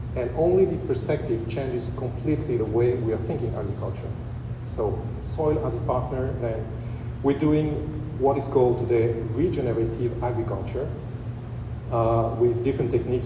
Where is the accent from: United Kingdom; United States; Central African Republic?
Central African Republic; English is a second language; moved away; also born or lived in Europe / Paris; I was born in Central African Republic. So I spent 20 years in Europe, born in Central African Republic